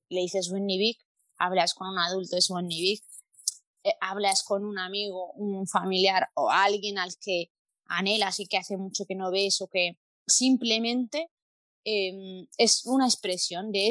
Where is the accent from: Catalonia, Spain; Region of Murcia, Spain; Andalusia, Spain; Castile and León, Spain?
Castile and León, Spain; Palencia; now in Mallorca, Spain; somos un poco fríos la gente del norte de la península, de donde vengo yo, de Palencia.